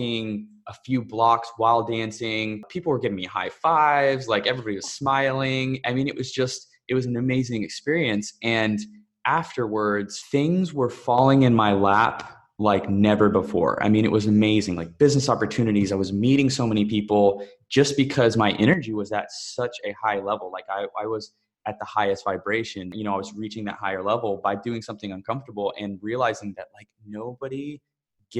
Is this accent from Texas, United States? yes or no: yes; Texas, United States; moved away; also born or lived in Bali; I'm originally from Texas in the US, but honestly, I feel like Bali is home